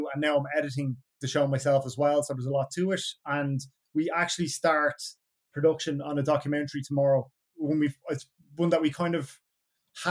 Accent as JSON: {"language": "English", "town": "Dublin", "region": "Leinster", "country": "Ireland", "tie": "born or raised there", "said": "I grew up in Coolock on the north side of Dublin, in a place called Mofew."}